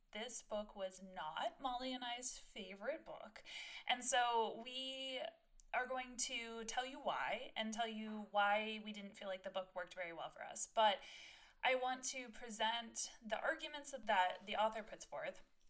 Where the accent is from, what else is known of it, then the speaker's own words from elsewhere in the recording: Ohio, United States; That we both grew up in mostly rural areas in Ohio. I grew up in a town of 8,000 people